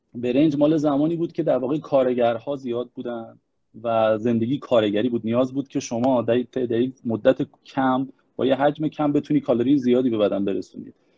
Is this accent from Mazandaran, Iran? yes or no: yes; Mazandaran, Iran; منم مازندرانی هستم عملا شمال و خطه شمال